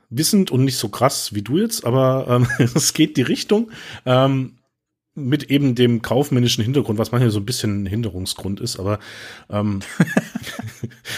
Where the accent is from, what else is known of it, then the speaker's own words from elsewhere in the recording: Baden-Württemberg, Germany; accent: Swabian; Ich versuche es rauszuhalten, aber wir Schwaben können alles außer Hochdeutsch